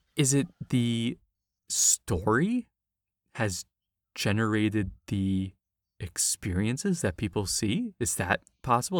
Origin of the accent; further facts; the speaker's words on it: New York City, New York, United States; in the Bronx, in my hometown